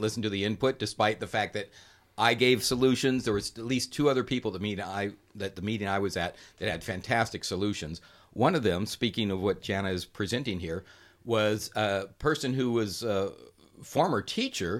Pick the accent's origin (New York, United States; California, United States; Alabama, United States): California, United States; Riverside; I was born and raised here in Riverside